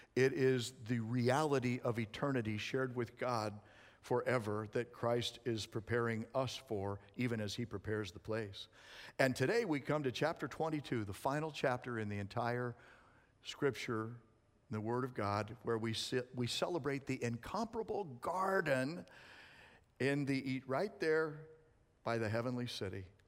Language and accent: English; Arizona, United States; moved away; I was raised in Arizona